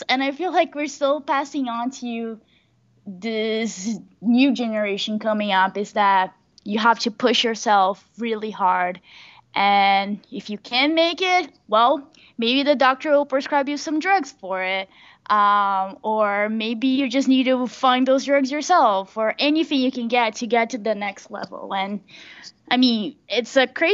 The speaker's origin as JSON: {"language": "English", "country": "Brazil", "moved": "yes", "lives_now": "United States", "said": "I'm from Brazil"}